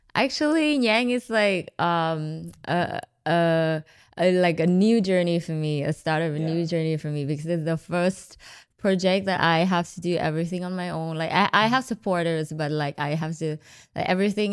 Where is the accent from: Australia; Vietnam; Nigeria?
Vietnam; Hanoi; moved away; also born or lived in Ho Chi Minh City, Vietnam / New Zealand; Hanoi is my hometown